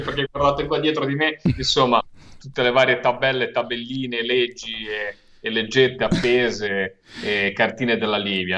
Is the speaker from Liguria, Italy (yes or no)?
yes; Liguria, Italy; da Ligure, da pescatore, da uomo di mare